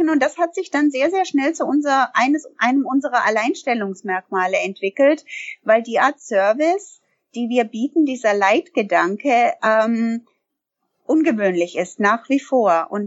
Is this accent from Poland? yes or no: no; Canada; moved away as an adult; now in Germany; Also ich bin gebürtige Kanada oder ich komme aus Kanada und äh, ich bin vor vielen Jahren der Liebe wegen nach Deutschland gekommen.